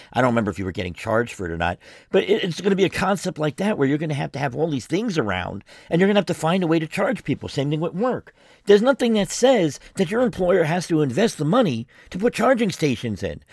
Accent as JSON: {"language": "English", "town": "New York City", "region": "New York", "country": "United States", "moved": "yes", "said": "I'm originally from New York City, from the Bronx"}